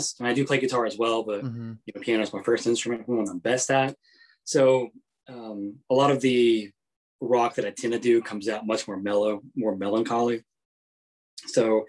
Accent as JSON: {"language": "English", "region": "North Carolina", "country": "United States", "tie": "born or raised there", "said": "my background growing up in North Carolina was pretty much like almost straight gospel music"}